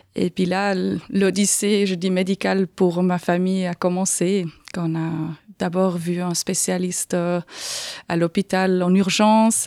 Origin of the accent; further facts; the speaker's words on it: Aargau, Switzerland; moved away as an adult; also born or lived in Canton of Fribourg; now in Fribourg, Switzerland; Je suis d'origine de l'Argovie, comme on peut peut-être entendre un petit peu avec mon accent.